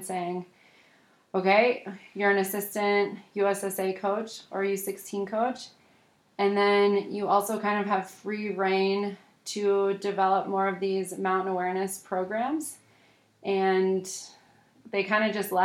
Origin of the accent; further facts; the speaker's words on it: East Coast, United States; we grew up on the East Coast ski racing against each other.